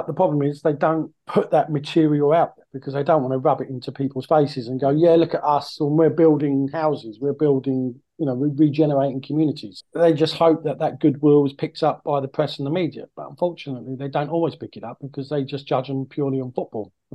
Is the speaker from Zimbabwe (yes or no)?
no; near Gillingham, South East England, United Kingdom; I grew up near Gillingham